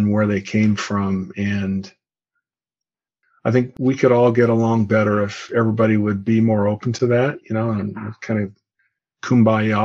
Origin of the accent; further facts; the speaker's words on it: Bay Area, California, United States; also born or lived in Iowa; I was born in Iowa, but I came to California when I was 6 months old. So I do view myself as a 99.99% native Californian, native Bay Area